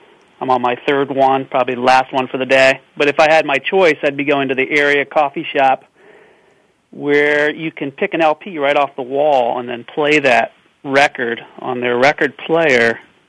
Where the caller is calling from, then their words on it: Oakton, Virginia, United States; I'm calling from Oakton, Virginia, right outside of Washington, D.C.